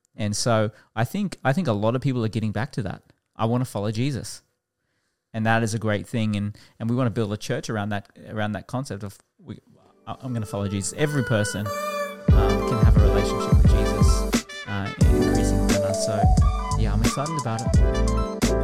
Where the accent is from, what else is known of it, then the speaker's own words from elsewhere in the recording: Toowoomba, Queensland, Australia; also born or lived in Warwick; now in Brisbane, Australia; I actually grew up outside of Brisbane in Toowoomba